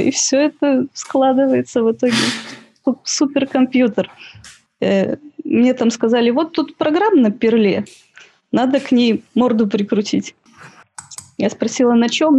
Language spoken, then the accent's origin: Russian; Siberia, Russia; moved away as an adult; also born or lived in Novosibirsk; now in Saint Petersburg, Russia; я из Сибири, училась в Новосибирске